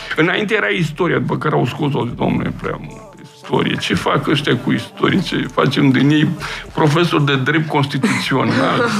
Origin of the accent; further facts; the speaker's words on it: Romania; ca român simt uh, ceea ce am, aș, aș putea spune, uh, am un sentiment așa de patriotism, adică că uh, aparțin unei țări și unui popor